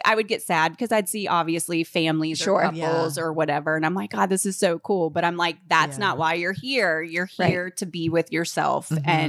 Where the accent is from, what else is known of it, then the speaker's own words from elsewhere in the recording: Charlotte, North Carolina, United States; Charlotte, I'm from Charlotte.